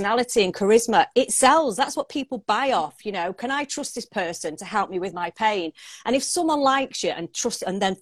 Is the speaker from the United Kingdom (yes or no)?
yes; Manchester, North West England, United Kingdom; I am a Mancunian, so I live in the UK